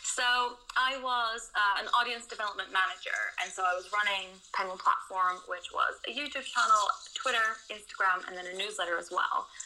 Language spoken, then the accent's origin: English; Netherlands; moved away as an adult; now in London, United Kingdom; I'm originally from the Netherlands, but seven years ago I moved to London